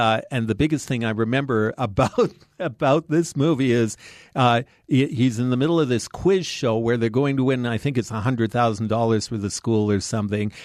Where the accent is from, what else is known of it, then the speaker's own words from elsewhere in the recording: Canadian Prairies, Canada; I grew up on the Canadian prairies in a town of forty people